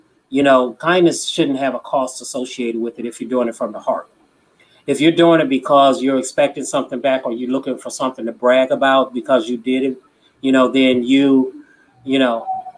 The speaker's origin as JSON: {"language": "English", "town": "Chicago", "region": "Illinois", "country": "United States", "tie": "born or raised there", "moved": "yes", "lives_now": "California, United States", "said": "I grew up in Chicago."}